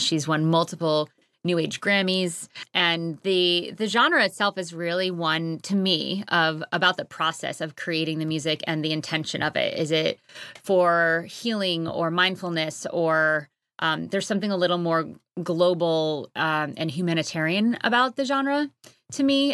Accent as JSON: {"language": "English", "region": "Connecticut", "country": "United States", "tie": "born or raised there", "also_born_or_lived": "Harlem, New York City", "moved": "yes", "lives_now": "Hudson Valley, United States", "said": "I grew up in Connecticut, very clo-, like, two minutes from the New York border"}